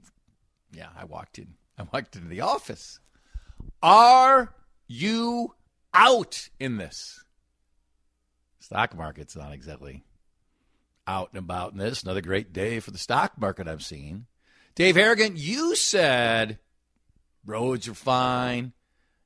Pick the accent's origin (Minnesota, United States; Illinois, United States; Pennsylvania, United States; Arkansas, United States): Minnesota, United States; I'm a Minnesotan.